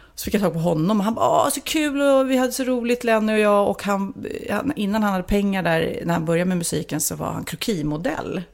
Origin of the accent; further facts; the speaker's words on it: Lidingö, Stockholm County, Sweden; jag var ju en liten udda fågel här på Lidingö där jag växte upp